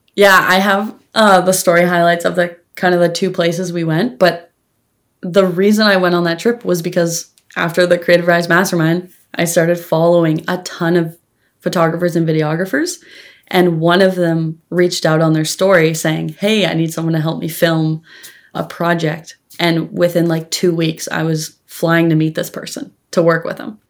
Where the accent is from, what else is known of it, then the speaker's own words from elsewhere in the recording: Campbell River, British Columbia, Canada; Campbell River, uh, British Columbia, on the tiny little island that is Vancouver